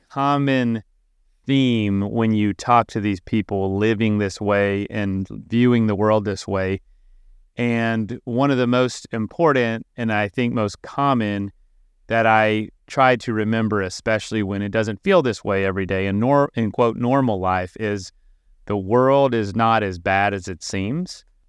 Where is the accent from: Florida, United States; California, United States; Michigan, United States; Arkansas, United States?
Florida, United States; I'm from Florida